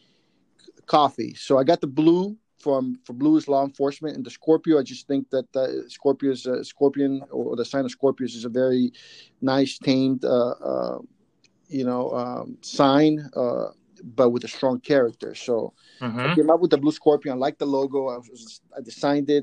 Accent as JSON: {"language": "English", "region": "San Salvador", "country": "El Salvador", "tie": "born or raised there", "also_born_or_lived": "Ataco, El Salvador", "moved": "yes", "lives_now": "San Francisco Bay Area, United States", "said": "I grew up in El Salvador during the Civil War back in the 80s, and we fled the country"}